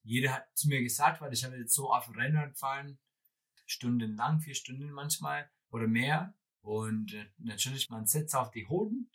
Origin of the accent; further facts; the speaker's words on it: Wisconsin, United States; German is a second language; moved away; ich komme aus Wisconsin